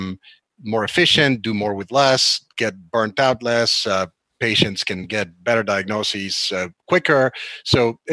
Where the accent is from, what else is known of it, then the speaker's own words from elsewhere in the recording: Argentina; now in United States; South America, where I'm from, you know, I was born in Argentina